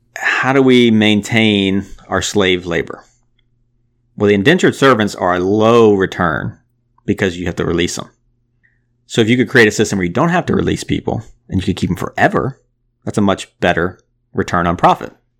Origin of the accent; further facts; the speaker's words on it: United States; I'm from America. My family's from America